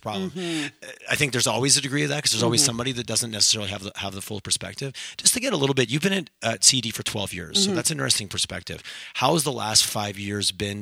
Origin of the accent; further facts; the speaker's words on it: Montreal, Quebec, Canada; moved away as an adult; also born or lived in Alberta; now in Calgary, Canada; growing up, I'm from Montreal. I moved to Alberta back in 2000